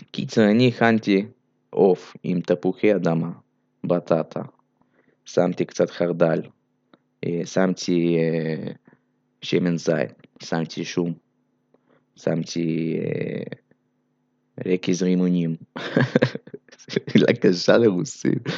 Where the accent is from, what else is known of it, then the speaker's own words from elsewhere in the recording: Belarus; אז אה, קודם כל אני לא רוסי, אני בלרוסי, בסדר?